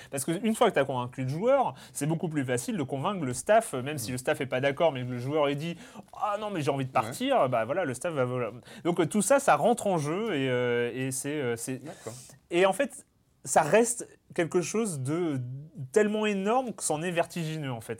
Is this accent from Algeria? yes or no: no; Lorient, Brittany, France; Lorient, ah, qui, qui joue au stade du Moustoir. voilà, c'est là où, c'est là où j'ai grandi